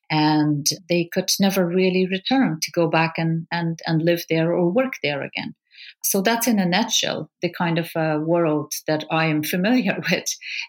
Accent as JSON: {"language": "English", "region": "Kabul", "country": "Afghanistan", "tie": "born or raised there", "said": "I grew up in Kabul during the Soviet occupation of the country, which seems like a very far distant memory for a lot of people, but that's very real as part of my life because we grew up in a kind of a police state."}